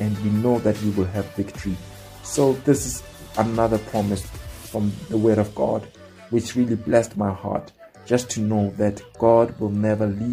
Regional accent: South Africa; I come from South Africa

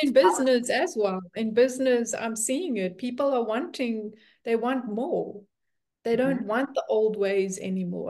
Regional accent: South Africa; moved away as an adult; now in Netherlands; I'm South African and been living in the Netherlands for four years.

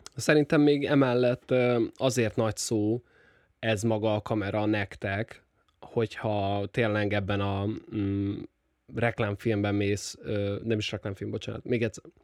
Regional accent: Nyíregyháza, Szabolcs-Szatmár-Bereg, Hungary; Nyíregyházi vagyok, ugye ez nagyjából 100 ezres

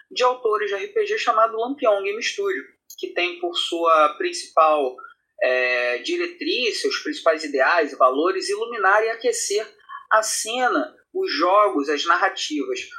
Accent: Rio de Janeiro, Brazil; sou uma pessoa nascida e criada no, na periferia do Rio de Janeiro, eu sou aqui do, do Complexo do Alemão, o sotaque não me deixa mentir

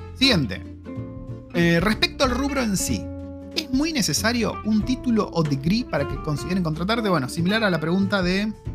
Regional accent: Argentina; moved away as an adult; now in New Zealand; siendo argentino

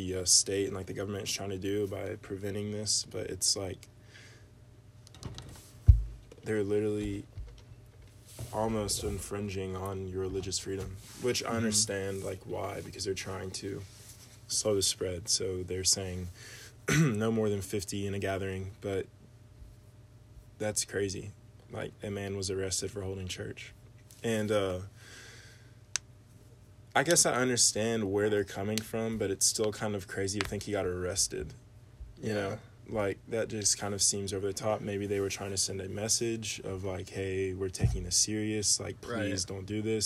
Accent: Knox County, Tennessee, United States; we were born and raised in Knox County.

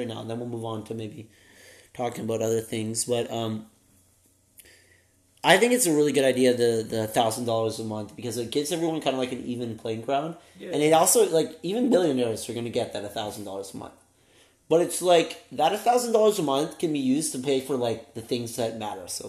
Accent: Canada; since we are Canadian

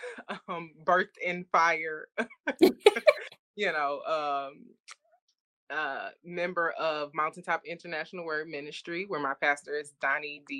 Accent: Detroit, Michigan, United States; growing up in Detroit, especially on the east side of Detroit

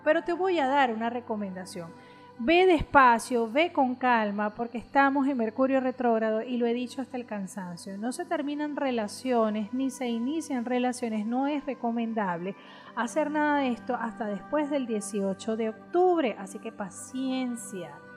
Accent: Venezuela; como decimos en Venezuela

